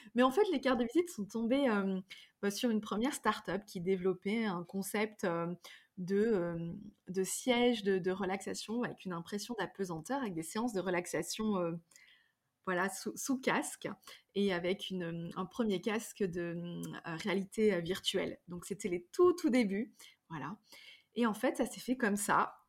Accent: Drôme provençale, Auvergne-Rhône-Alpes, France; grandi dans la Drôme provençale, dans un vieux corps de ferme

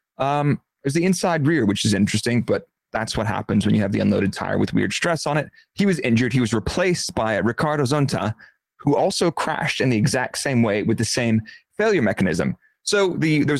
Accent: United States; because I'm American

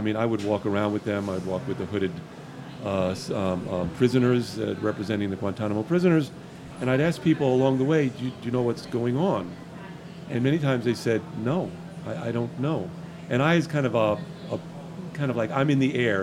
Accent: Miami, Florida, United States; I grew up in Miami during the uh, Cuban crisis

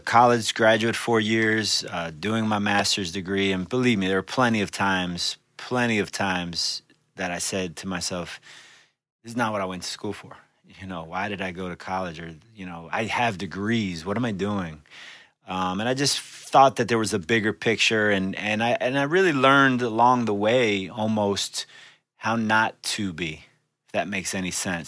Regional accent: Miami, Florida, United States; born in Miami, raised in Miami, uh, grew up in uh, Miami Beach, North Bay Village area

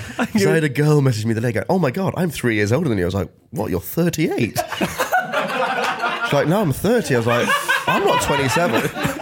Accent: Grimsby, Yorkshire and the Humber, United Kingdom; now in London, United Kingdom; So I grew up in Grimsby

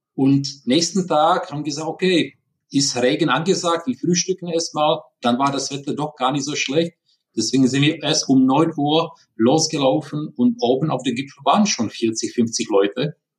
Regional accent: Prague, Czechia; German is a second language; now in Germany; Wie man hört, ich bin kein Deutscher, sondern ich bin in Prag geboren. Deswegen Entschuldigung für diese ja, leichte, starke Akzent

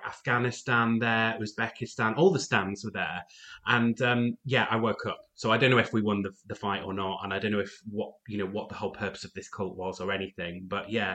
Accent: United Kingdom; I'm British

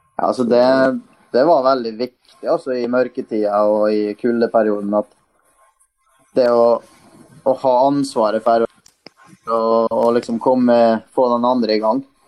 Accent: Møre og Romsdal, Norway; vi er jo romsdalinger

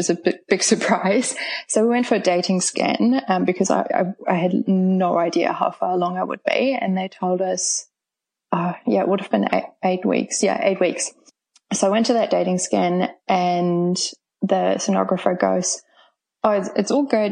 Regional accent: Germany; English is a second language; moved away as an adult; now in Auckland, New Zealand; I'm originally from Germany, but moved here about 10 years ago now

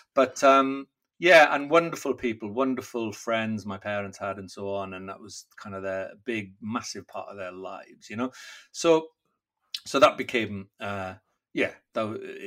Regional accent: Wales, United Kingdom; first language Welsh; English is a second language; I'm Welsh, and performing is very much a part of Welsh life, especially growing up speaking Welsh

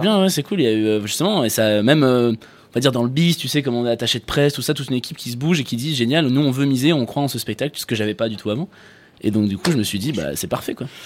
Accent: France; J'ai 28 ans, je suis français

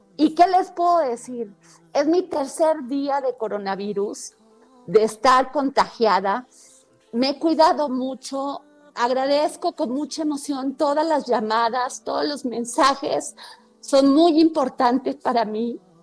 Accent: Mexico; somos los mexicanos

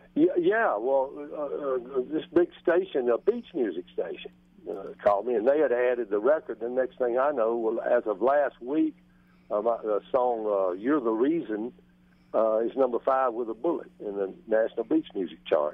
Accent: Greenville, Mississippi, United States; I grew up in Greenville, Mississippi

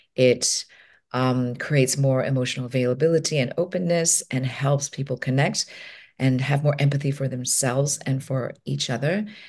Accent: Hong Kong; I'm from Hong Kong

